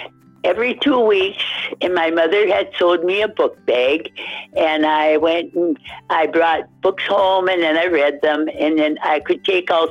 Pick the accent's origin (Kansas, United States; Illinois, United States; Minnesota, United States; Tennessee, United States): Minnesota, United States; Hermantown; I'm from Hermantown in the Duluth, Minnesota area